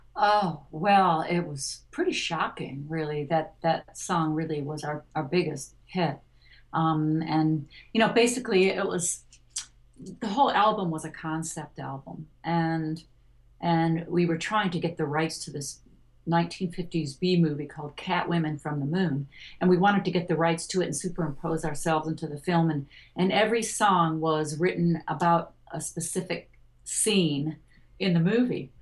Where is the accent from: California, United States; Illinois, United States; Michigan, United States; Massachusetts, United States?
Michigan, United States; Detroit; I grew up in Detroit